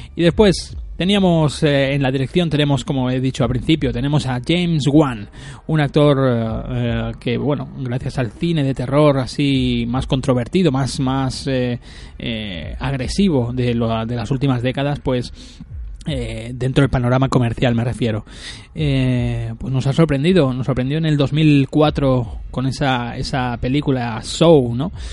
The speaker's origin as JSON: {"language": "Spanish", "country": "Spain", "tie": "born or raised there", "said": "de mi pueblo eh, natal, ¿no? En Sarañola"}